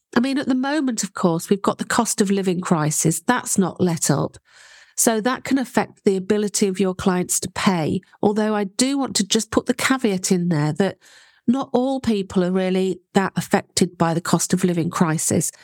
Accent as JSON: {"language": "English", "country": "United Kingdom", "said": "You can tell I'm British"}